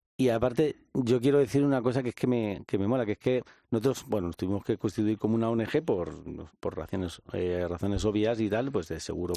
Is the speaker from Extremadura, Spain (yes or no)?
no; Madrid, Community of Madrid, Spain; soy un joven de Vallecas